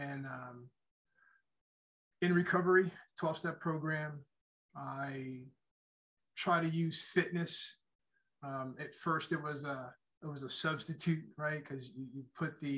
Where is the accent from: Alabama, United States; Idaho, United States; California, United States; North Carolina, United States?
North Carolina, United States; Durham; I grew up in Durham, North Carolina